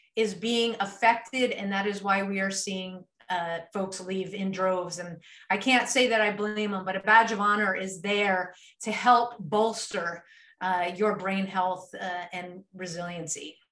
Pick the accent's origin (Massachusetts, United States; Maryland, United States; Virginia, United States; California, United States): Maryland, United States; moved away as an adult; now in Texas, United States; I moved from from the East Coast. I grew up uh, in Maryland